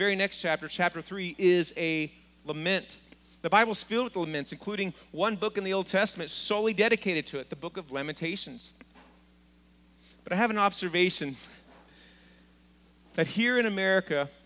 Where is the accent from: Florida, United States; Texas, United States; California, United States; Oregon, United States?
Texas, United States; Being from Texas